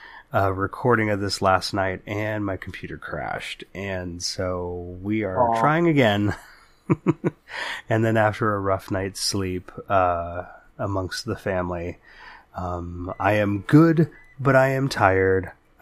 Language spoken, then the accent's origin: English; California, United States; we wander back through the hazy, halcyon halls of our memories growing up in the Bay Area in the 80s and 90s